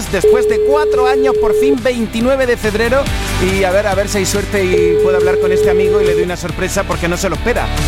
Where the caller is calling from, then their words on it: Andújar, Andalusia, Spain; de Andújar, transportista.